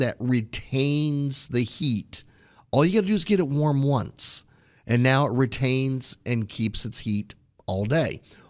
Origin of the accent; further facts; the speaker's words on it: Houston, Texas, United States; So I will pick on the house I grew up in Houston, Texas.